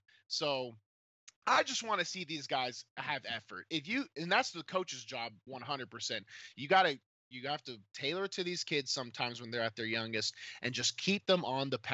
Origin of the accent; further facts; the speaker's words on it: Clarksville, Tennessee, United States; I came from Clarksville, which was not a football hotbed at all.